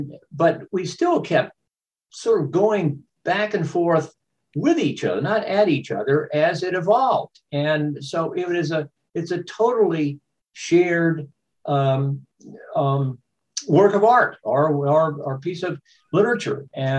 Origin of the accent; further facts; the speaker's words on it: Texas, United States; moved away as an adult; also born or lived in Massachusetts / Illinois / Michigan; now in Vermont, United States; I grew up in Texas, went to Harvard, did some Marines, went to graduate school, then became a journalist, worked in newspapers in Illinois and Michigan, several other places. We came to Vermont